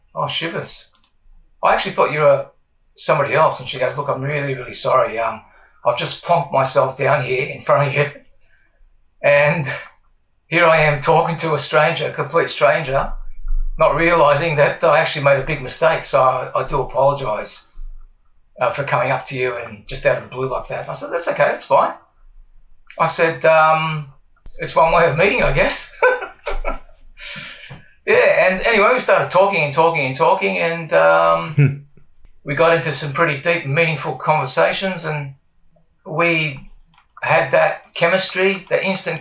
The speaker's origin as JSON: {"language": "English", "town": "Wollongong", "region": "New South Wales", "country": "Australia", "tie": "born or raised there", "said": "I was born here, born and bred in Wollongong, the good old Gong, as they call it"}